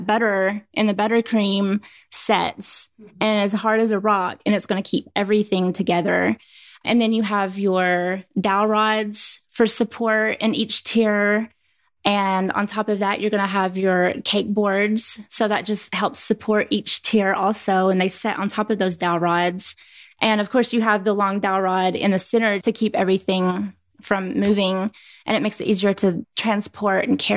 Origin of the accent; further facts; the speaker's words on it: Rockwood, Tennessee, United States; now in Clarksville, United States; I'm from East Tennessee.